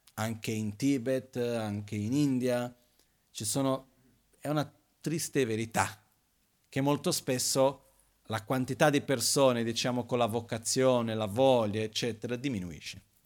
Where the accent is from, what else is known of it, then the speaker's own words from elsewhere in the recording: Brazil; moved away; io vengo dal Brasile